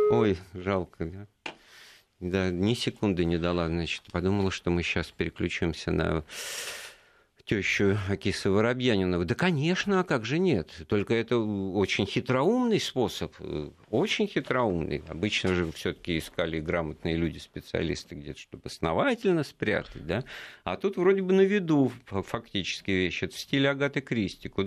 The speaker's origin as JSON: {"language": "Russian", "region": "Moscow", "country": "Russia", "tie": "born or raised there", "said": "моя малая родина как раз."}